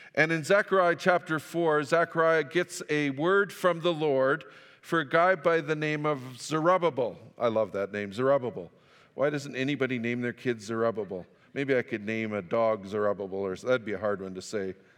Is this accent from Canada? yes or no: yes; Fort St. John, British Columbia, Canada; moved away; also born or lived in Saskatchewan; I grew up in Fort Saint John